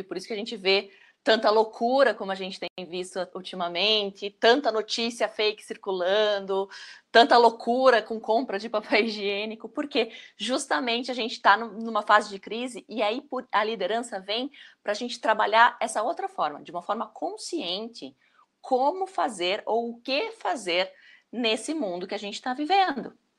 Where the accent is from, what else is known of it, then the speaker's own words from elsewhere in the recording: Brazil; Nós, como brasileiros